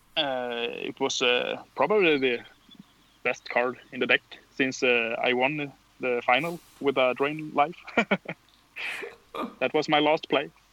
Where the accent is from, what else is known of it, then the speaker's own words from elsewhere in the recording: Karlskrona, Blekinge, Sweden; English is a second language; moved away as an adult; now in Växjö, Sweden; I'm uh, from uh, uh, a city uh, in far south of Sweden, Karlskrona